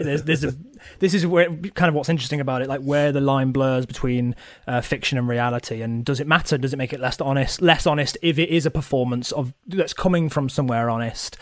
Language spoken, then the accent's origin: English; Nottingham, East Midlands, United Kingdom; I'm from Nottingham